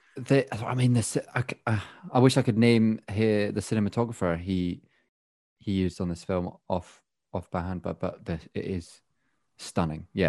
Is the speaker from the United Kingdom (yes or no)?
yes; Scotland, United Kingdom; accent: Scottish; now in England; I'm the Scottish one now.